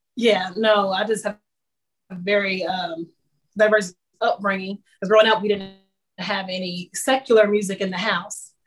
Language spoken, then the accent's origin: English; Kansas City, Kansas, United States; moved away as an adult; now in Nashville, United States; I'm from Kansas City, Kansas originally